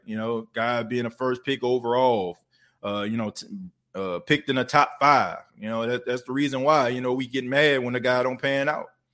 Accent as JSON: {"language": "English", "town": "New Orleans", "region": "Louisiana", "country": "United States", "tie": "born or raised there", "moved": "yes", "lives_now": "Myrtle Beach, United States", "said": "I'm New Orleans through and through. Uh, it ain't, it ain't nothing you can't tell me about the city of New Orleans. Like, that's my hometown."}